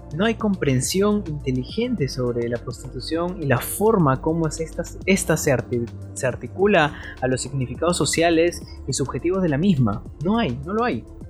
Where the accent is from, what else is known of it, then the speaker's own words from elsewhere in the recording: Peru; en mi país, Perú